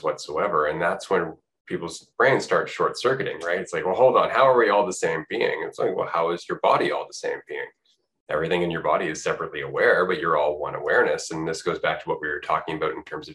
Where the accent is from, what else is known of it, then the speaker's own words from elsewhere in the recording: Canada; I'm from Canada